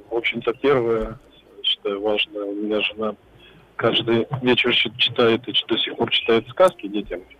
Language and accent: Russian; Novosibirsk, Novosibirsk Oblast, Russia; Я, я из Новосибирска